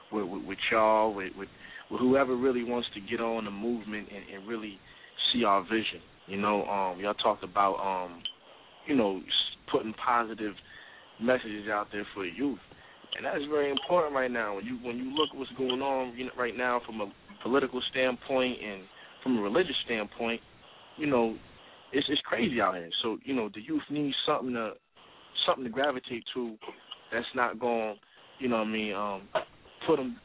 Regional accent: New Jersey, United States; I'm from the South Side of Jersey

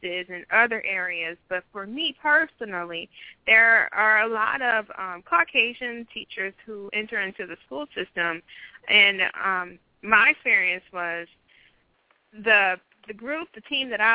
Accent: St. Louis, Missouri, United States; also born or lived in Hamburg, Germany; I was born in Hamburg, but we moved immediately back to the States once I was born. So, of course, I was the daughter of a military. We made our way back. I've been in St. Louis ever since

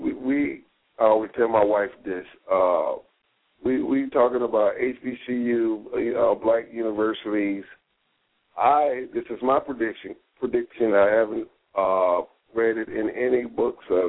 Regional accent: the South, United States; I'm from the South

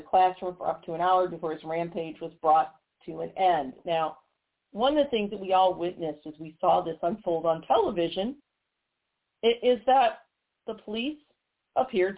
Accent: Missouri, United States; my home state of Missouri

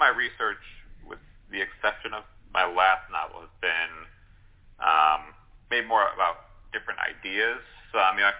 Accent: Chicago, Illinois, United States; also born or lived in Evanston, Illinois; my hometown of Chicago.

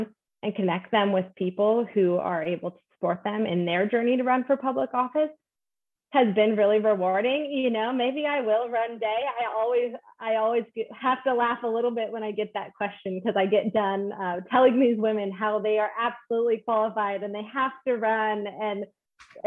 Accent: Alaska, United States; now in Washington, United States; I'm from Alaska

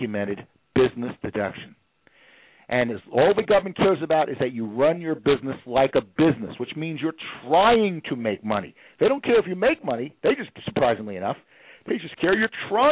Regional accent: New York, United States; I'm from New York, so I can talk at 60 miles an hour

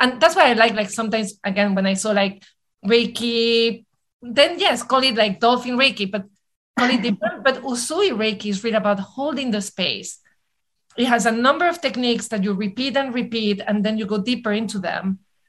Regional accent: New York City, New York, United States; I'm a New Yorker. We have the attention span of a mosquito, right?

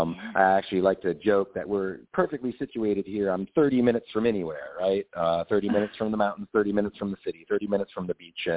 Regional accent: Minnesota, United States; moved away as an adult; now in Montclair, United States; I fell in love with the place when I came here 20 years ago. I'm from Minnesota originally, and it kind of reminded me of home.

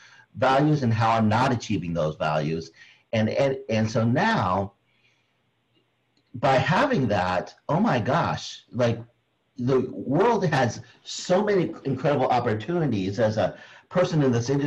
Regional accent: Philippines; being Filipino

